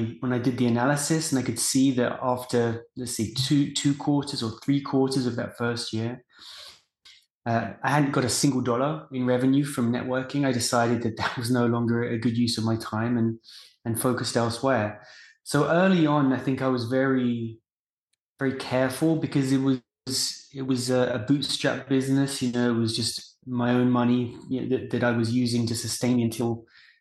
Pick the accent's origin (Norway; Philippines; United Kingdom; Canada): United Kingdom; England; moved away as an adult; now in United States; I grew up in England and decided to move to the US after graduation.